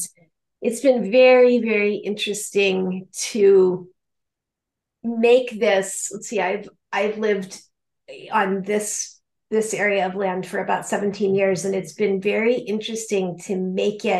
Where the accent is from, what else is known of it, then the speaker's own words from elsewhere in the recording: Colorado, United States; moved away as an adult; also born or lived in Michigan / California / upstate New York; now in Philadelphia, United States; I am originally from Colorado, so my childhood was spent partly in Michigan, but mostly in the high Rocky Mountains